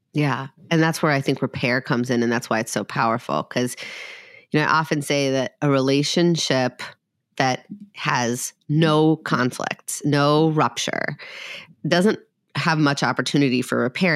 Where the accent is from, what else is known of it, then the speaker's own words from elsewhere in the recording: Minnesota, United States; I'm from Minnesota